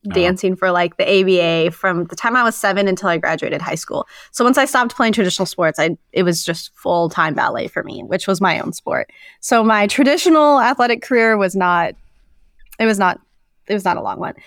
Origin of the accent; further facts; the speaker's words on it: Moscow, Idaho, United States; moved away as an adult; also born or lived in New Orleans, Louisiana; now in Sacramento, United States; that's where I grew up. I grew up in northern Idaho.